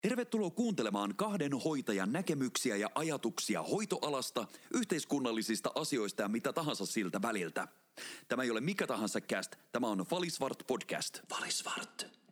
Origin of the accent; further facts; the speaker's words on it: Kemi, Lapland, Finland; now in Helsinki, Finland; mehän olen Kemistä kotoisin